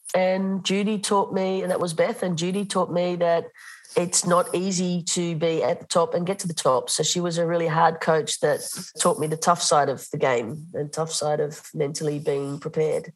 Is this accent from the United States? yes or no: no; Australia; moved away as an adult; now in Netherlands; When I moved to Holland, I was coaching as an Australian